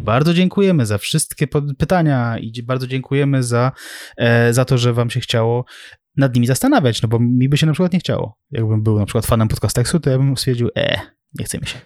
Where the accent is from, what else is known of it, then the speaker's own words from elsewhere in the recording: Sulejówek, Masovian Voivodeship, Poland; u nas w Sulejówku